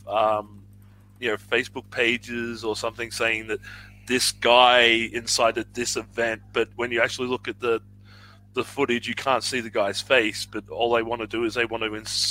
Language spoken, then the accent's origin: English; Australia; I'm Australian.